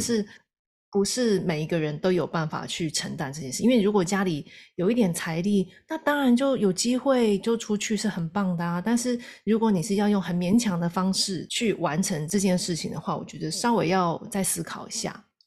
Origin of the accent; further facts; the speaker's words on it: Taiwan; 我们台湾人